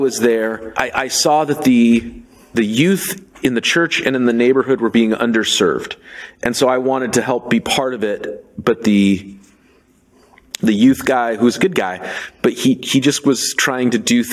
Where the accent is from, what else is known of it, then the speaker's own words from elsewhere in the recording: Seattle, Washington, United States; now in Portland, United States; I grew up in Seattle